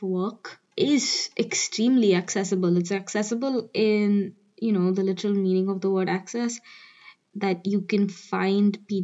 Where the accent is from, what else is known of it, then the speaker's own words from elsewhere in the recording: New Delhi, Delhi, India; moved away; I'm from New Delhi.